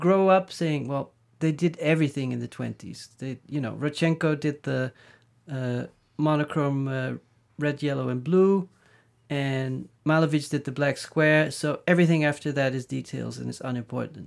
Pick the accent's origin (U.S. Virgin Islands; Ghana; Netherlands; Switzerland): Netherlands; now in New York, United States; growing up in the Netherlands